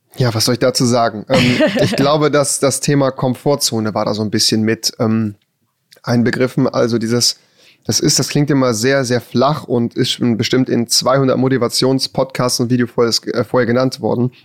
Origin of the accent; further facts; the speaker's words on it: a village outside Cologne, North Rhine-Westphalia, Germany; bin ja auch hier geboren worden, bin außerhalb von Köln aufgewachsen auf dem Dorf.